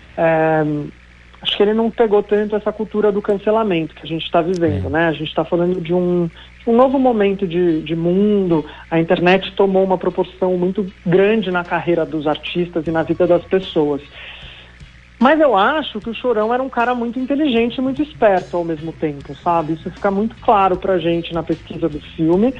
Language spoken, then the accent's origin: Portuguese; Santos, São Paulo, Brazil; não nasci em Santos, mas uhum. mudei para lá uhum. criança e acho que me encontrei também como ele, assim, na cidade